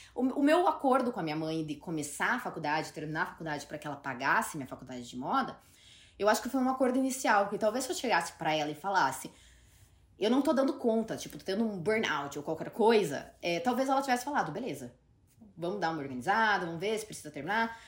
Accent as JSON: {"language": "Portuguese", "town": "Curitiba", "region": "Paraná", "country": "Brazil", "tie": "born or raised there", "also_born_or_lived": "Ireland", "moved": "as an adult", "lives_now": "New York, United States", "said": "porque Curitiba é minha casa, é minha cidade natal"}